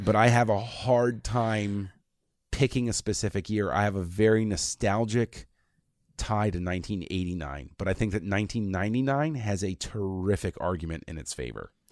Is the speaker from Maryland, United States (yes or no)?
yes; between Washington DC and Baltimore, Maryland, United States; I was growing up in that area, and I was halfway between D C and Baltimore.